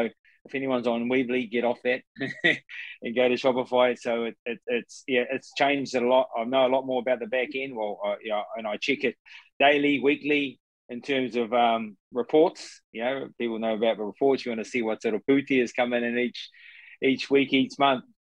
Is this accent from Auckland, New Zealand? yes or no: no; Mahia, Gisborne, New Zealand; I'm, I'm from Mahia uh, on the east coast of uh, of, of Gisborne.